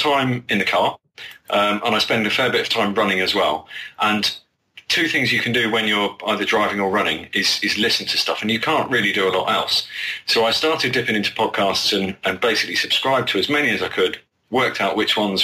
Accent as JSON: {"language": "English", "country": "United Kingdom", "said": "as a Brit"}